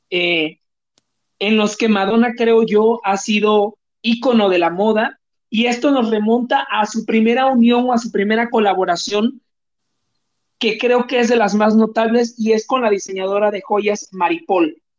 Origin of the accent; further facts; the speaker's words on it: Veracruz, Mexico; moved away; cuando yo salí de Veracruz y viajé a la Ciudad de México, llegué sin conocer a nadie en la Ciudad de México.